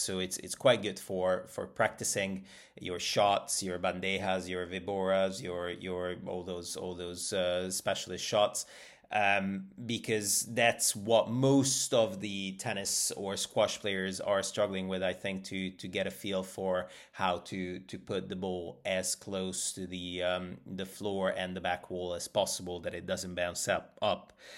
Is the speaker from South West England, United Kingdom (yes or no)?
yes; Bristol, South West England, United Kingdom; I'm, I'm from Bristol